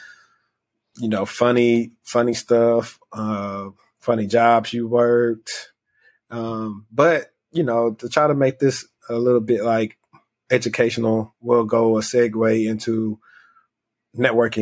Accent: Louisiana, United States; I'm from Louisiana

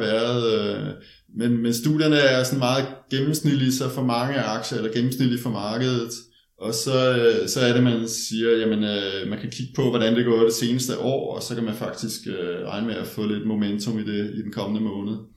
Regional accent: Denmark; jeg er jo dansker

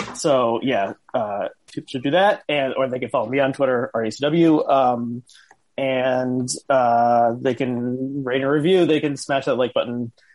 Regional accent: New Jersey, United States; I grew up in New Jersey

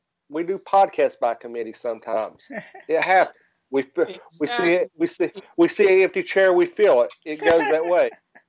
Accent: West Virginia, United States; accent: Southern; I'm from West Virginia. I have a Southern accent.

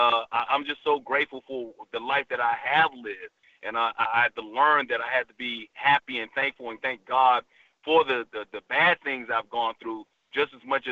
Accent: Alabama, United States; also born or lived in Bronx, New York; I was born in the Bronx, raised in Alabama.

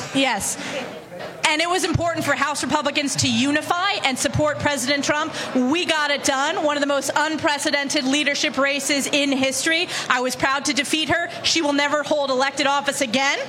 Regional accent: New York, United States; My home state of New York

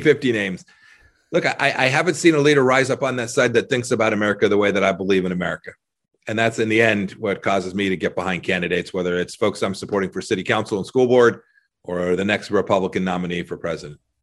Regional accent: Southern California, United States; now in Kansas, United States; I grew up in Southern California

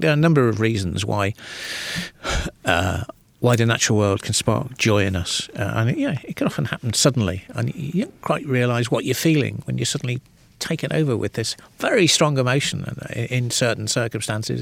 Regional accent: Birkenhead, North West England, United Kingdom; I grew up in the northwest of England

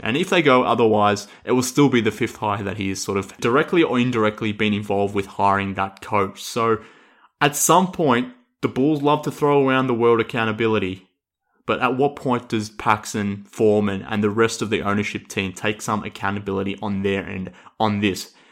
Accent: Australia; accent: Australian; I'm obviously with my accent here from Australia

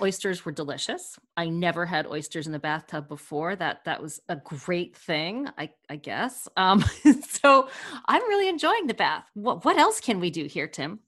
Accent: United States; accent: American; my American accent

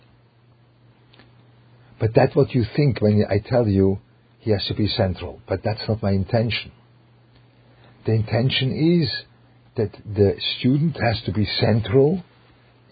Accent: Switzerland; English is a second language; moved away; with a German flavor, which I come from Switzerland

